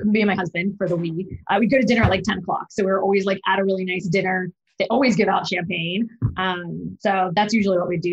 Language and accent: English; Texas, United States; I'm a Texan.